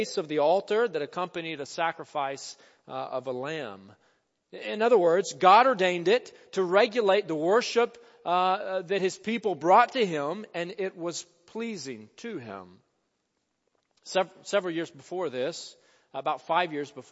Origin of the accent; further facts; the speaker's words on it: Jonesboro, Arkansas, United States; my hometown of Jonesboro, Arkansas